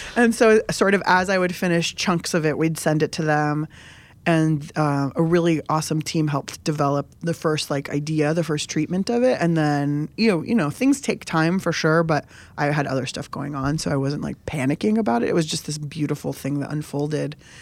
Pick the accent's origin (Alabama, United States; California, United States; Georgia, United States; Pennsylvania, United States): California, United States; San Diego; I grew up in San Diego, basically on the border with Mexico